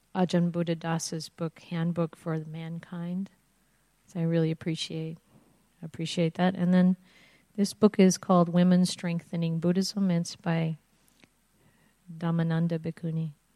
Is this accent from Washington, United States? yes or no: no; Indiana, United States; I grew up in Indiana, which is I grew up near Chicago. It's in the Midwest